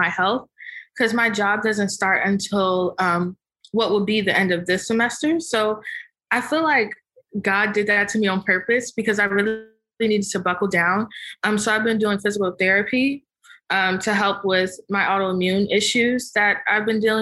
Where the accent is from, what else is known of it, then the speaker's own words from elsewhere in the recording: Prince George's County, Maryland, United States; also born or lived in Hughesville, Maryland; now in Tysons Corner, United States; So yeah, growing up, I grew up in PG County